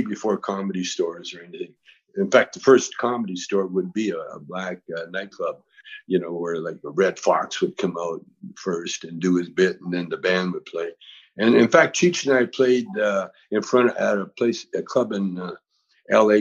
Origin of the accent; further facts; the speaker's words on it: Vancouver, British Columbia, Canada; moved away as an adult; now in United States; We, we, used to sneak down to America from uh, Vancouver